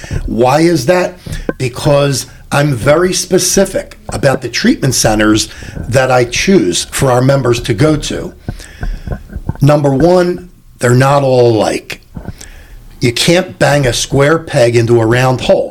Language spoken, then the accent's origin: English; Philadelphia, Pennsylvania, United States; I started paying union dues 43 years ago when I was 16, in growing up in Philadelphia